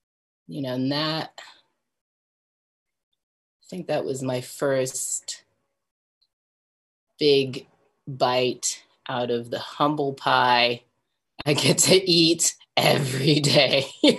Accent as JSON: {"language": "English", "country": "France", "tie": "born or raised there", "also_born_or_lived": "Texas", "moved": "yes", "said": "I grew up in different places. I grew up in France, in two different parts of France. And then with my family, we moved to Texas. So I lived there for a really long time."}